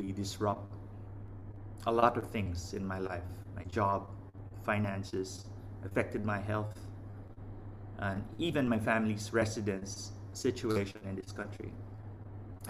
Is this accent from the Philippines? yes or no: yes; Philippines; now in Vietnam; from the Philippines